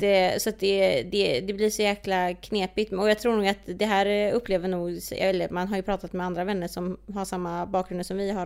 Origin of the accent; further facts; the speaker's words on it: Sweden; vi är födda här. Alltså mm. så här, mm. vi, vi har ju inte den, vi är ju uppvuxna på ett, i Sverige